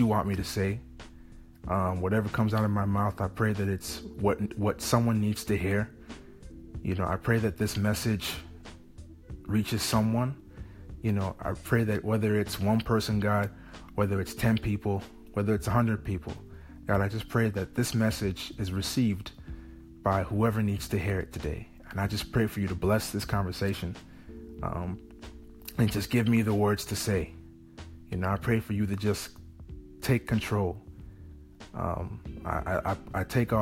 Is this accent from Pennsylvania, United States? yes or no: no; Chicago, Illinois, United States; moved away as an adult; now in London, United Kingdom; I'm from Chicago, Illinois